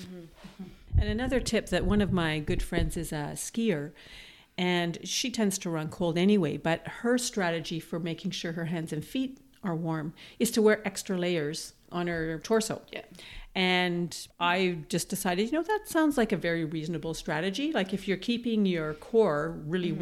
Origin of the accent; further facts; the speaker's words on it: Manitoba, Canada; moved away as an adult; now in Toronto, Canada; growing up in Manitoba, where winters are cold but very sunny